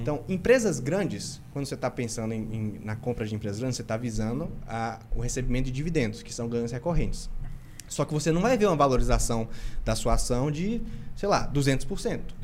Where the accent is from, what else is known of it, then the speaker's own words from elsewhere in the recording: interior of Bahia, Brazil; vindo do interior da Bahia